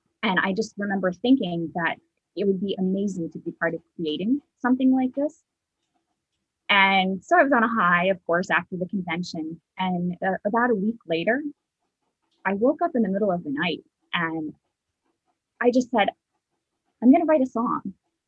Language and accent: English; North Carolina, United States; I grew up in North Carolina